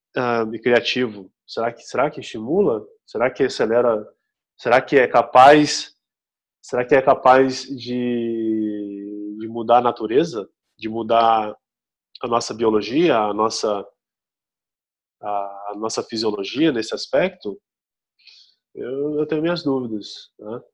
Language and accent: Portuguese; Brazil